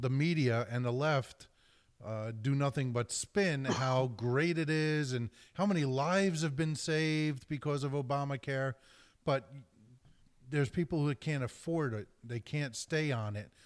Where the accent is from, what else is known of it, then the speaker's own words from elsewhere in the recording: New Jersey, United States; my home state of New Jersey